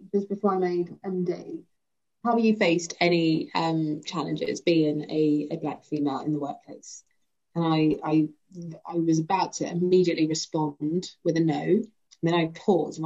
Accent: London, United Kingdom; also born or lived in Brixton, London; growing up in Wimbledon, which is very predominantly white.

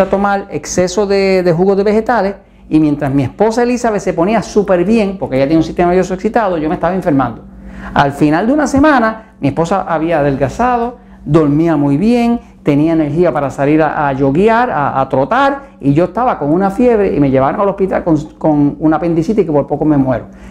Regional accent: Puerto Rico; en mi tierra, en Puerto Rico

